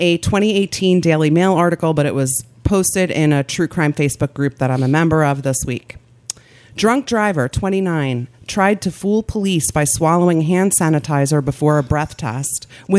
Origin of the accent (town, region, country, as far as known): Philadelphia, Pennsylvania, United States